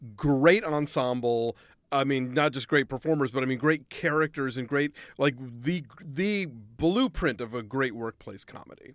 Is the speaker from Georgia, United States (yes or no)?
yes; Atlanta, Georgia, United States; I grew up in Atlanta and our N B C affiliate wouldn't show quark